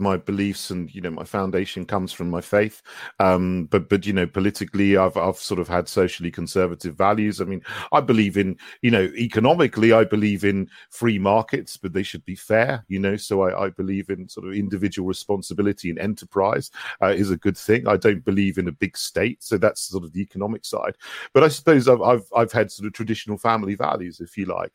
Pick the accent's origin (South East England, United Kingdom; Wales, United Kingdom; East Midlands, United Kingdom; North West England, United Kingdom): South East England, United Kingdom; West Sussex; moved away as an adult; also born or lived in St Andrews; now in London, United Kingdom; I grew up in West Sussex